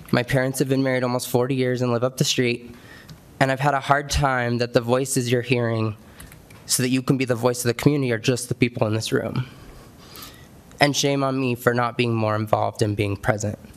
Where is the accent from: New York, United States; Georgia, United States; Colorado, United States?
Colorado, United States; Castle Rock; I grew up here in Castle Rock, graduated from Douglas County High School, did my student teaching here, moved away for a bit, school and such, and now moved back, purchasing my first home just a couple years ago.